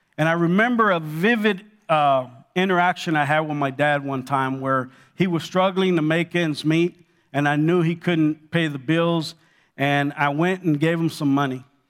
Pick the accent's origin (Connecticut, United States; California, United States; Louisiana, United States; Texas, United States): California, United States; Los Angeles; also born or lived in Cuba; I grew up in Los Angeles